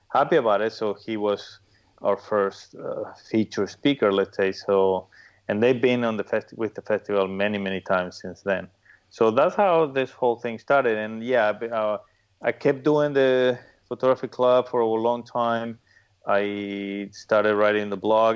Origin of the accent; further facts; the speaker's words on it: Paraguay; now in Miami, United States; I'm originally from Paraguay.